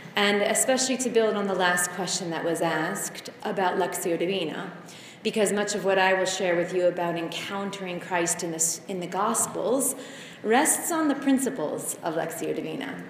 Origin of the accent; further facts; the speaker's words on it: United States; moved away as an adult; being American